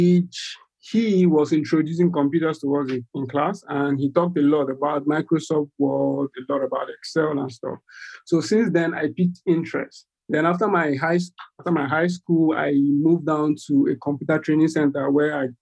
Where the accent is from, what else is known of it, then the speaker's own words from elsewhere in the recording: Nigeria; I'm from Nigeria. That's in West Africa.